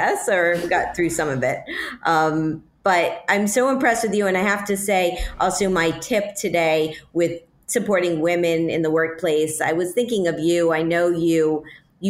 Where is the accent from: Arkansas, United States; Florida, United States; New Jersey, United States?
Florida, United States; Miami; moved away; I am from Miami. Yeah, it's my hometown